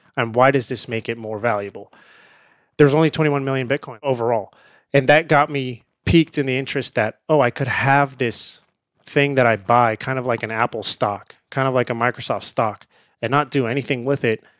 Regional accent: India; now in United States; I grew up in India

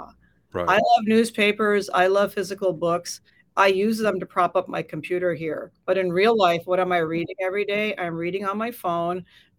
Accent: United States; And so I think that's very alarming as an American.

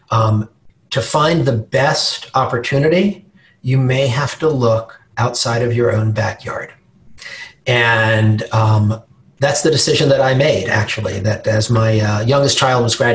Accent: New York, United States; accent: New York; I sort of lost my New York accent.

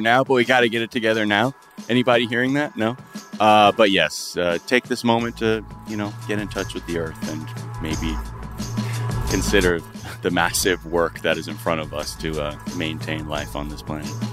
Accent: Los Angeles, California, United States; growing up in Los Angeles

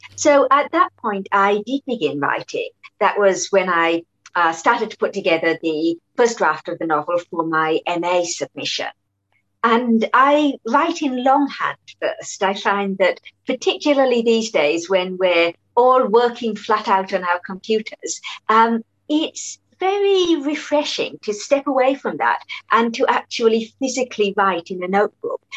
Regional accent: Perth, Western Australia, Australia; moved away as an adult; also born or lived in Malaysia (ancestry); now in London, United Kingdom; growing up in Australia

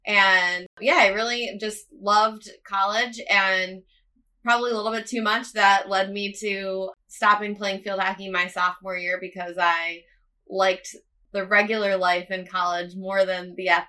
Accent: Ambler, Pennsylvania, United States; moved away as an adult; also born or lived in Iowa; I grew up outside of Philadelphia in a little town called Ambler, Pennsylvania

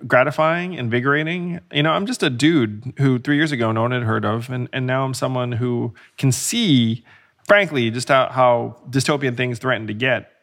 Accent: United States; you learn things about this country growing up

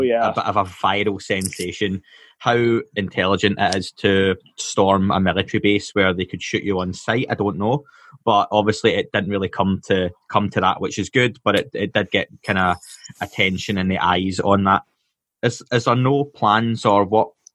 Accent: Scotland, United Kingdom; being Scottish

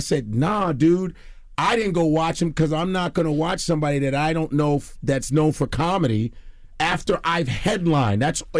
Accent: Chicago, Illinois, United States; now in New York, United States; Man, I'm Chicago all day. I just want to let you know I'm Chicagoan, even though I've been in New York for 20 years. I'm a Chicago guy.

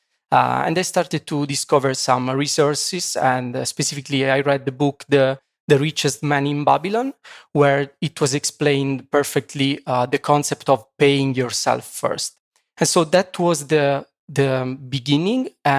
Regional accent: Sulmona, Abruzzo, Italy; English is a second language; moved away as an adult; now in Poland; and I'm from Italy, 31 years old. So from Italy, basically, I grew up in a small city in the center of Italy. It's called Sulmona, like, you know, with 25,000 citizens. And after, you know, my Erasmus in Poland, I decided to move permanently from Italy to Poland.

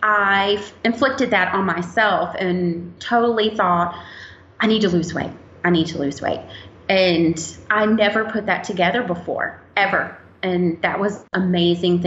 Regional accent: Roanoke, Virginia, United States; I'm from Roanoke, Virginia

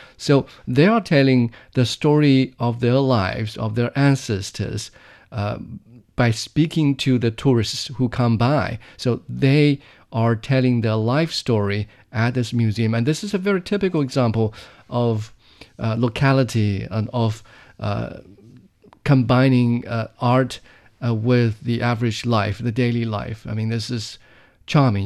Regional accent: Jingdezhen, Jiangxi, China; Fouleau, which is, uh, a small village, uh, or a region in Jingdezhen in central China's Jiangxi province. Uh, that's my hometown

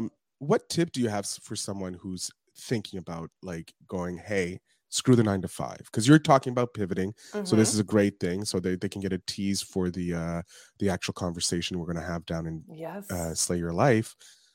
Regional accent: Montreal, Quebec, Canada; Okay, I'm a Canadian.

